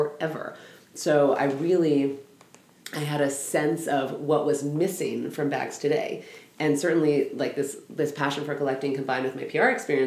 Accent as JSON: {"language": "English", "town": "Los Angeles", "region": "California", "country": "United States", "tie": "born or raised there", "said": "I grew up in Los Angeles."}